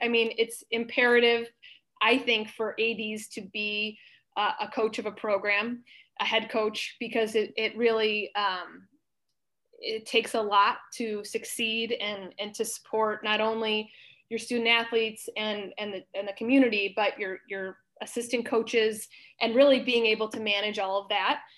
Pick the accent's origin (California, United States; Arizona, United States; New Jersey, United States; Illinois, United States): Illinois, United States; Libertyville; I grew up in Libertyville, Illinois